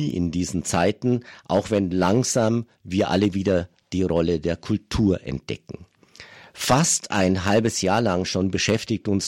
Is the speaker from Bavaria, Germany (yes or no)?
yes; Bad Griesbach im Rottal, Bavaria, Germany; Bad Griesbach im Rottal ist meine Heimat. Der Schäfflertanz gehört zu prägenden Ereignissen meiner Kindheit dort.